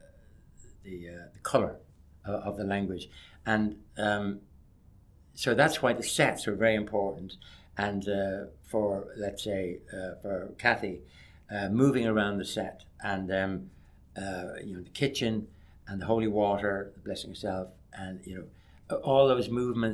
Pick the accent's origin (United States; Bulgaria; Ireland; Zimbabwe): Ireland